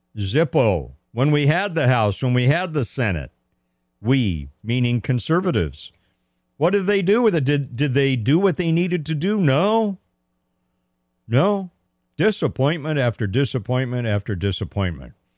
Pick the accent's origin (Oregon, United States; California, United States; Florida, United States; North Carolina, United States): California, United States; I was born and raised in California. I'm a native Californian